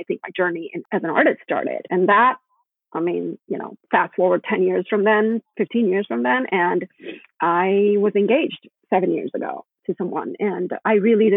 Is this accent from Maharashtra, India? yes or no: no; Gujarat, India; moved away as an adult; now in Chicago, United States; I was actually born in India. I spent half my life there. I moved here when I was 19.